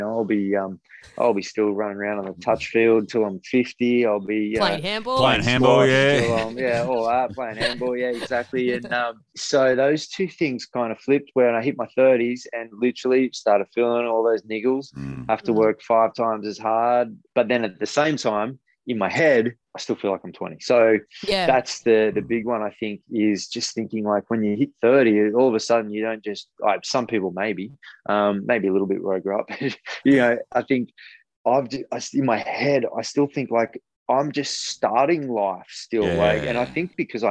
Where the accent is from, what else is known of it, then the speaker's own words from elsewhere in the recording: Newcastle, New South Wales, Australia; I grew up in Newcastle